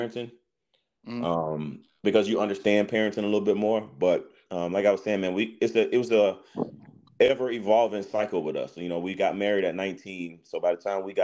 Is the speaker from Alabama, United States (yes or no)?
yes; Tuscaloosa, Alabama, United States; now in Jacksonville, United States; Currently living in Jacksonville, Florida. Born and raised in Tuscaloosa.